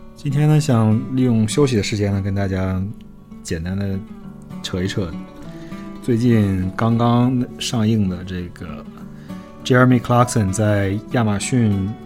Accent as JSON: {"language": "Chinese", "country": "China", "said": "我们中国人"}